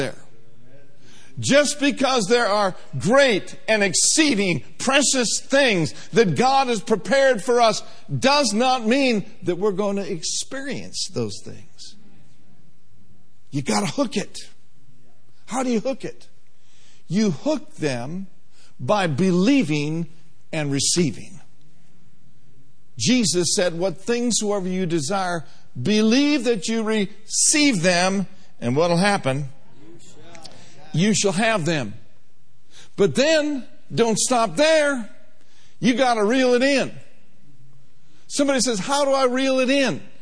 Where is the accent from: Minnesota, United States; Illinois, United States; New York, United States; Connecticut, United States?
Minnesota, United States; Minneapolis; I grew up in the heart of Minneapolis, on the south side